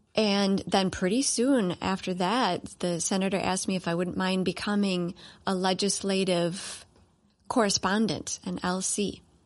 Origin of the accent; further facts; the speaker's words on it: Cleveland, Ohio, United States; now in Minnesota, United States; I am from Cleveland, Ohio